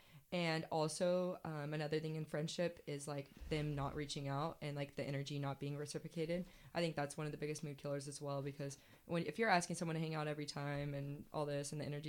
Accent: California, United States; So there's a lot of wineries near my hometown in NorCal that I want to go to.

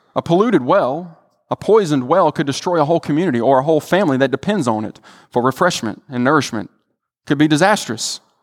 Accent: the Delta, Mississippi, United States; I'm from the Delta

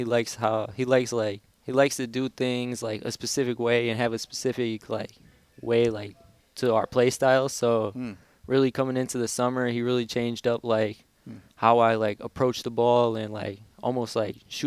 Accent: Hales Corners, Wisconsin, United States; I was born and raised in Hale's Corner, Wisconsin

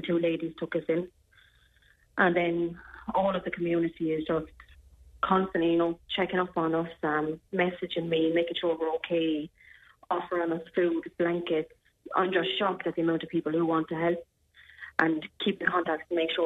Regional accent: Clonmel, Tipperary, Ireland; moved away as an adult; also born or lived in Wales; I'm from Clonmel

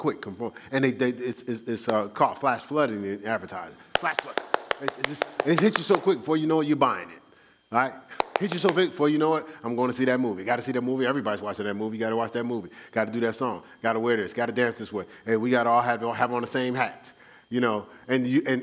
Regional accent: Newark, New Jersey, United States; I am from Newark, New Jersey.

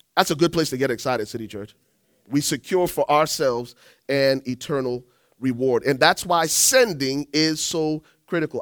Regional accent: Liberia; moved away; I'm from Liberia

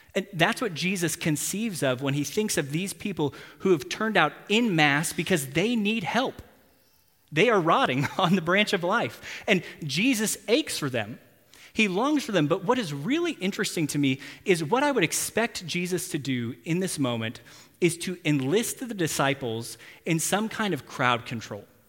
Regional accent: Texas, United States; now in Tulsa, United States; I'm from Texas

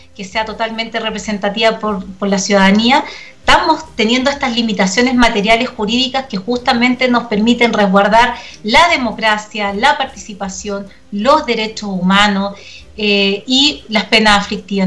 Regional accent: Chile; nosotros y nosotras como chilenos y chilenas

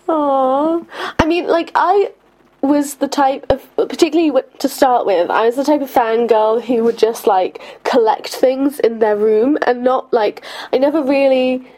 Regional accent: London, United Kingdom; growing up in London

